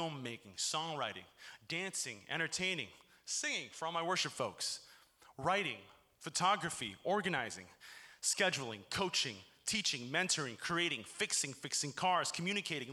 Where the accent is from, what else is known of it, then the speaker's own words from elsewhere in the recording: Chicago, Illinois, United States; moved away as an adult; also born or lived in Hartville, Ohio; now in Cincinnati, United States; my hometown of Chicago